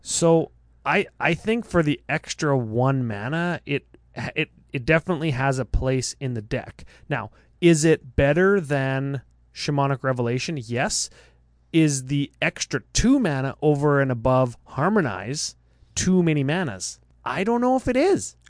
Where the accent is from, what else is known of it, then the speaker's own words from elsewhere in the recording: Canada; I'm from Canada.